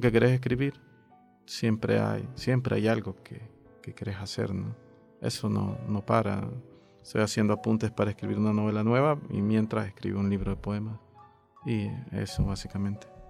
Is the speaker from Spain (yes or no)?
no; El Salvador